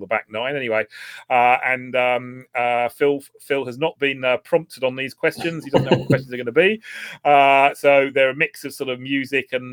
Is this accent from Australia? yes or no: no; Essex, East of England, United Kingdom; I was brought up in Essex